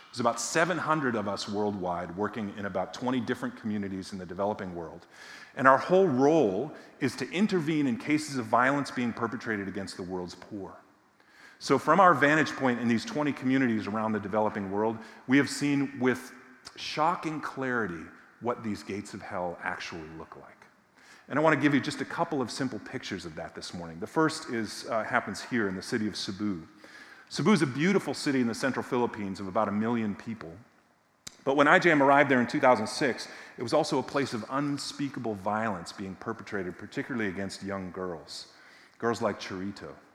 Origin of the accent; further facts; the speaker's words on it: near Boston, Massachusetts, United States; I grew up in Massachusetts, not far from Boston, about 10 miles from what was then called Schaefer Stadium